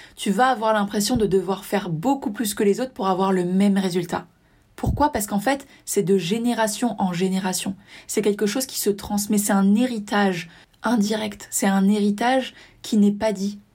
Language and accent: French; south of France, France; je viens du sud de la France